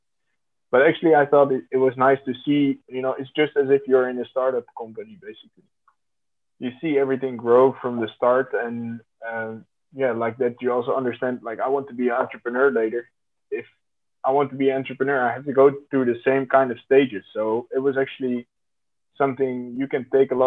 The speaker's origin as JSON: {"language": "English", "town": "The Hague", "region": "South Holland", "country": "Netherlands", "tie": "born or raised there", "said": "So I grew up in The Hague amongst very different cultures too"}